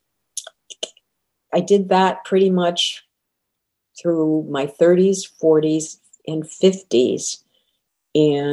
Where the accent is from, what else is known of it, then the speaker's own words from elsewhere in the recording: Connecticut, United States; moved away as an adult; also born or lived in Western Massachusetts / Boston area; now in The Villages, United States; I was born in Massachusetts, Western Massachusetts, grew up in Connecticut, and spent most of my career in the Boston area